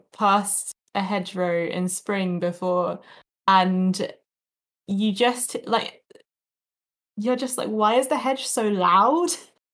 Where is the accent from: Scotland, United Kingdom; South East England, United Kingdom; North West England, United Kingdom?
South East England, United Kingdom; Eastbourne; my hometown, Eastbourne, is one of the only places in the country that still has its elm trees because we managed to avoid Dutch elm disease.